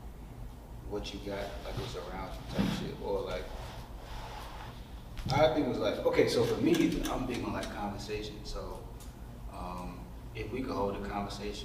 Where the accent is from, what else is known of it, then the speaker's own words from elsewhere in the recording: Charleston, South Carolina, United States; growing up in the South, ain't really, especially in Charleston, South Carolina, ain't much really out there